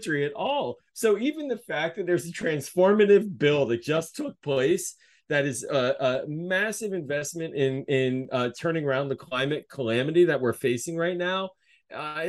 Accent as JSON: {"language": "English", "town": "Pittsburgh", "region": "Pennsylvania", "country": "United States", "moved": "yes", "lives_now": "Maryland, United States", "said": "I'm originally from Pittsburgh"}